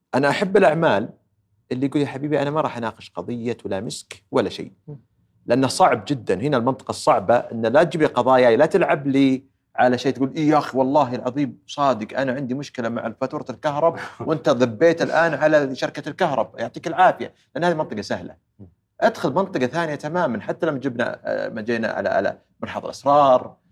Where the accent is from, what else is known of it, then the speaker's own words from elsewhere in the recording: Saudi Arabia; also born or lived in Houston, United States; إحنا ترى سعوديين